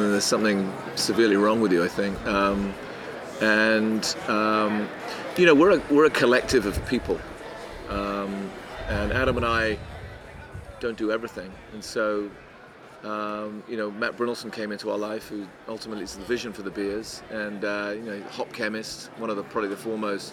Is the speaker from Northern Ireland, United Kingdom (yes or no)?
no; Devon, South West England, United Kingdom; also born or lived in Midlands, England; now in California, United States; But I grew up in Devon, in the southwest of England